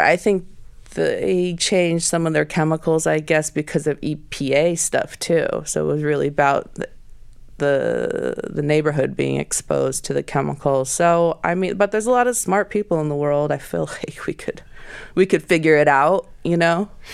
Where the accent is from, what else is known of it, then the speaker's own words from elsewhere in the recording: Portland, Oregon, United States; moved away; when I was growing up in Portland in the '90s